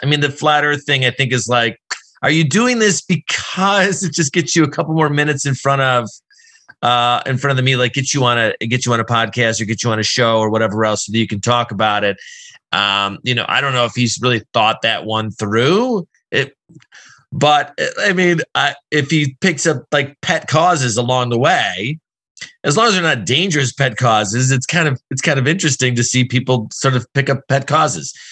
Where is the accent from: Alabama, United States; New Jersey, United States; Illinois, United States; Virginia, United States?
Illinois, United States; Chicago; I'm from Chicago